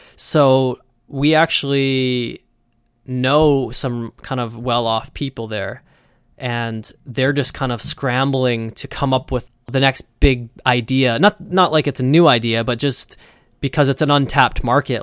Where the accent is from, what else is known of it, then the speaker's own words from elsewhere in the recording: Vancouver, British Columbia, Canada; I'm from Vancouver, and it rains a lot here.